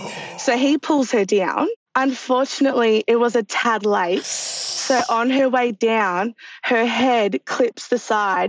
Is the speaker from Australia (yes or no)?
yes; Melbourne, Victoria, Australia; I'm from Melbourne, Australia.